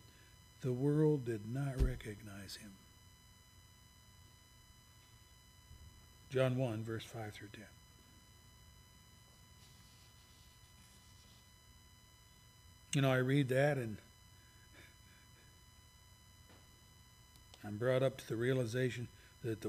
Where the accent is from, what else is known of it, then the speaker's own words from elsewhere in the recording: Pennsylvania, United States; I'm from Pennsylvania